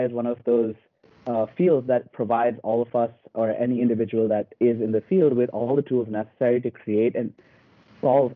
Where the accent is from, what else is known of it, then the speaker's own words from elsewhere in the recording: India; moved away; I'm originally from India. I grew up in a couple of different cities